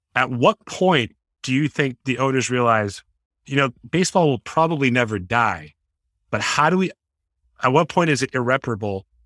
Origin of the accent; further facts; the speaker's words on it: Boston, Massachusetts, United States; I was obviously born and raised in the Boston area